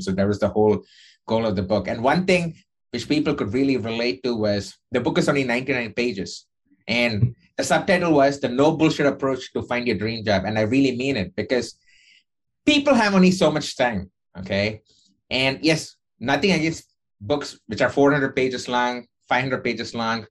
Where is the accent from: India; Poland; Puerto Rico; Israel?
India; moved away as an adult; now in United States; when I was growing up in India